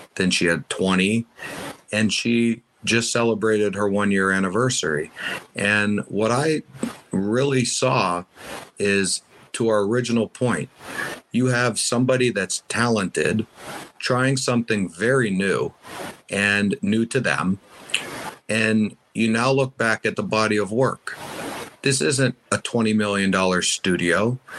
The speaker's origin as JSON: {"language": "English", "country": "United States", "said": "I am from the States. I've been doing a lot of stuff in the States"}